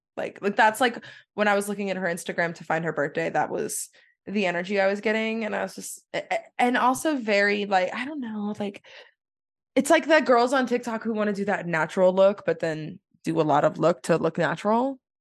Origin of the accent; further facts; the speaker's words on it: Texas, United States; I'm from Texas